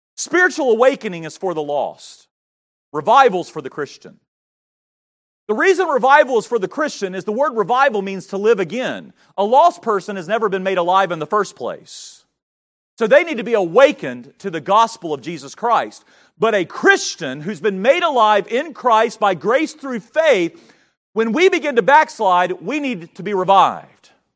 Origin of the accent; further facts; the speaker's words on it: North Carolina, United States; moved away; I grew up in North Carolina